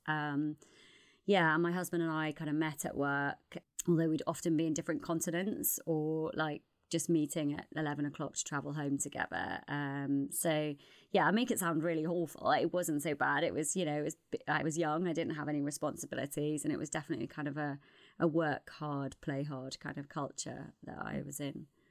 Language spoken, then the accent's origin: English; Newcastle upon Tyne, North East England, United Kingdom; accent: Geordie; also born or lived in North London; now in London, United Kingdom; I'm from Newcastle originally